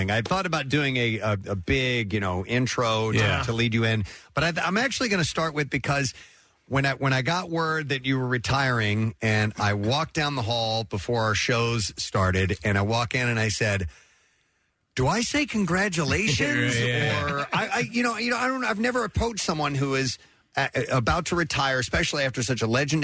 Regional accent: St. Louis, Missouri, United States; now in Philadelphia, United States; I grew up in the St. Louis area

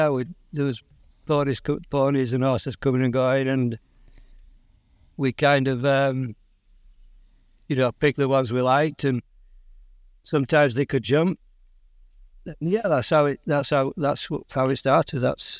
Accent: Yorkshire and the Humber, United Kingdom; earliest memories were growing up on a farm, and I always, for some reason, was interested in ponies and riding

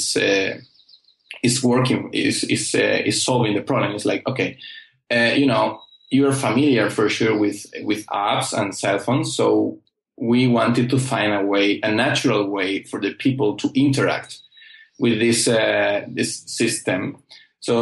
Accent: Almería, Andalusia, Spain; I'm from Almeria, and this is one of the main vegetable producer in the world, actually. And we are known in Europe for our quality

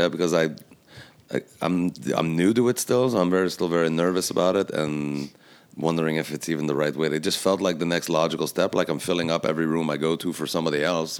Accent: Quebec, Canada; I'm from Quebec.

